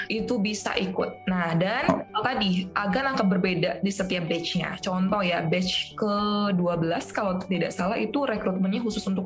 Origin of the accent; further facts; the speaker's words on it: Aceh, Indonesia; Tapi apakah ada juga pertanyaan, Kak, aku dari Aceh mungkin nggak sih aku ditempatkan di Aceh mungkin banget.